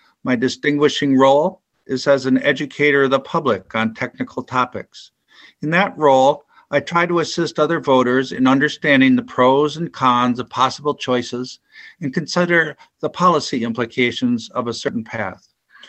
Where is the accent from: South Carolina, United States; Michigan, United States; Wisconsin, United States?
Wisconsin, United States; Helenville; I am from Helenville, Wisconsin, which is in Jefferson County.